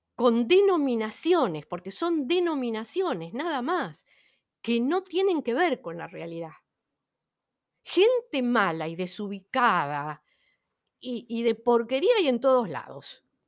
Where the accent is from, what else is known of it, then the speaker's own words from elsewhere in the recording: Buenos Aires, Argentina; ya he nacido acá